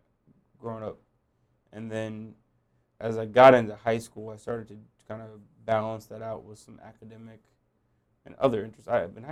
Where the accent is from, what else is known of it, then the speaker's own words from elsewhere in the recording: Los Angeles, California, United States; born there; Yeah, so I was born in Los Angeles.